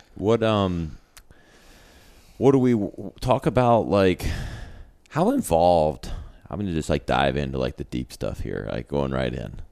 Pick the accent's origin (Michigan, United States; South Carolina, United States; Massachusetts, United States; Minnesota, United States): South Carolina, United States; Greenville; also born or lived in New York; I was born and raised in Greenville, lived in New York